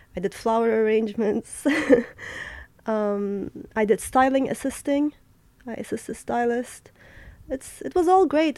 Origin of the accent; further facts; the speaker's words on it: Adana, Turkey; moved away as an adult; also born or lived in Berlin, Germany / New York, United States / Istanbul, Turkey; now in Paris, France; I was born in Berlin. I grew up in um, southeastern Mediterranean Turkey city called Adana, where kebab is from